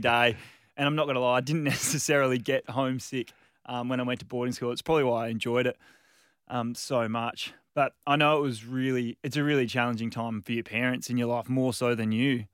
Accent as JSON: {"language": "English", "town": "Margaret River", "region": "Western Australia", "country": "Australia", "tie": "born or raised there", "also_born_or_lived": "Perth", "moved": "yes", "said": "I was born in Perth, moved down to Margaret River when I was two."}